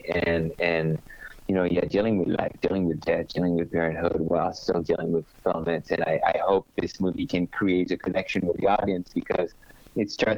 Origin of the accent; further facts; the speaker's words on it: Normandy, France; I was born in Normandy